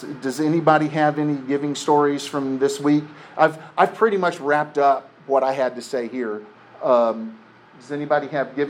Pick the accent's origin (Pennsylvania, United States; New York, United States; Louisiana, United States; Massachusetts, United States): Louisiana, United States; Lafayette; I'm from Lafayette, Louisiana. I need $10 more to pay for the bus ticket that's $87.35 to put me on Greyhound.